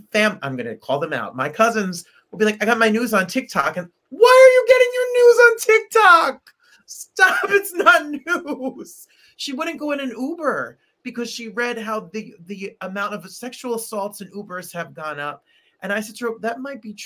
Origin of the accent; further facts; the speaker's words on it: United States; an American born here and born and bred here